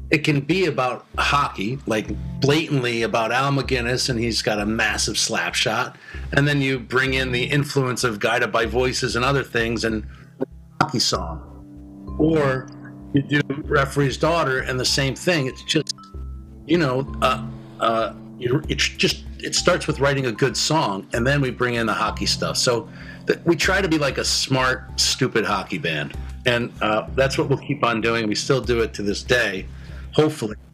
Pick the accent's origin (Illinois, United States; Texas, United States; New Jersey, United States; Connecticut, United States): Connecticut, United States; I grew up in Connecticut